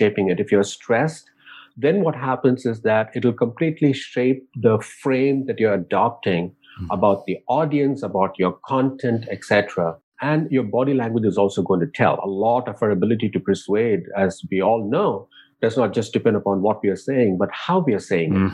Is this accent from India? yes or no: yes; India; moved away; growing up in India